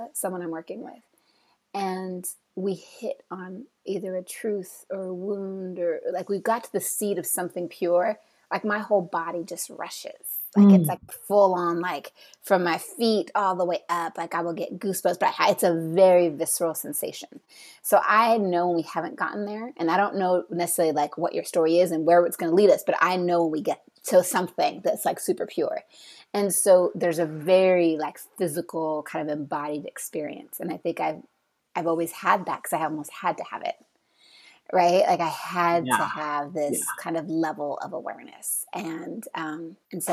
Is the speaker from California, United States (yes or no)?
yes; California, United States; moved away as an adult; also born or lived in San Francisco / Brooklyn, New York; I'm from California, which is like total driving culture